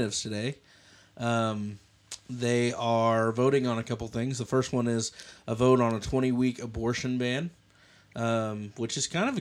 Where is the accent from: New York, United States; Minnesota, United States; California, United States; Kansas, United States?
Kansas, United States; I'm from Kansas.